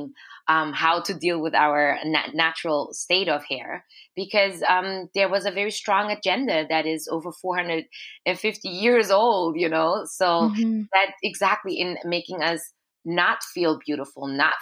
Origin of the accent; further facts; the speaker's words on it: Austria; moved away as an adult; now in Montreal, Canada; So I grew up in Austria as a Black girl, as an Afro-Austrian girl